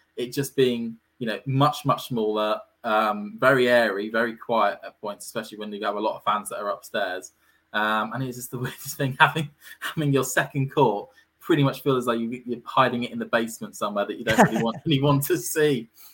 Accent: United Kingdom; being a Brit myself

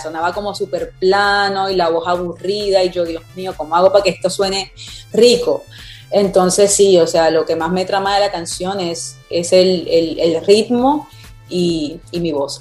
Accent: Cartagena, Bolívar, Colombia; moved away as an adult; now in Miami, United States; yo nací en Cartagena, vengo de la champeta

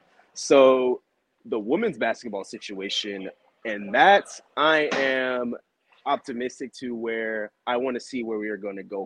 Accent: Apopka, Florida, United States; I'm from Apopka

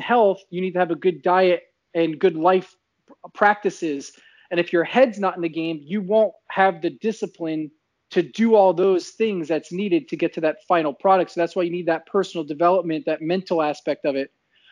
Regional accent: New Jersey, United States; moved away as an adult; also born or lived in central Florida; now in Florida, United States; I moved back to my hometown in New Jersey

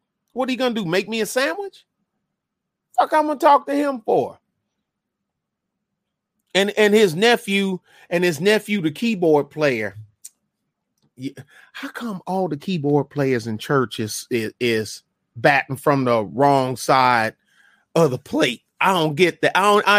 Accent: Detroit, Michigan, United States; now in San Antonio, United States; I saw enough bad stuff growing up in Detroit and then living on San Antonio's east side during the end of the crack era.

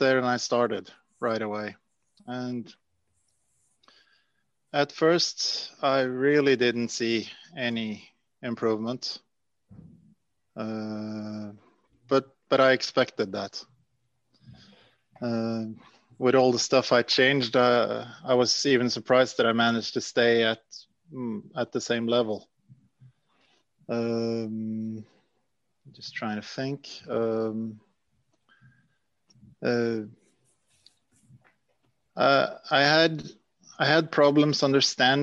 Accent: Norway; I'm from Norway

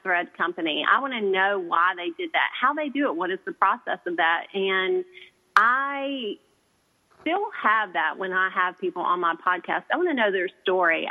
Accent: the South, United States; I'm a girl from the South

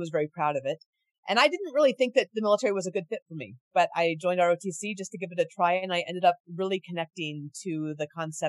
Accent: Anchorage, Alaska, United States; moved away as an adult; also born or lived in North Carolina; Yeah, I grew up in Anchorage, Alaska. So I am was born at Providence Hospital, and I was there because my dad was an Army JAG attorney that was stationed there.

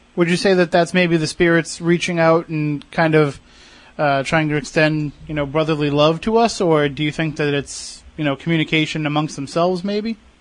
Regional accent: Plymouth, Massachusetts, United States; I grew up in Plymouth. I lived there for some years when I was younger

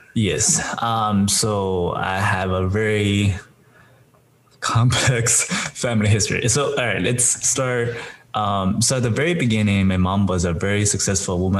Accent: China; moved away; I'm originally came from China

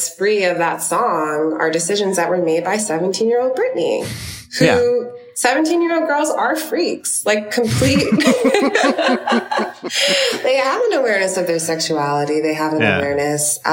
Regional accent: New York City, New York, United States; I'm from Brooklyn, New York

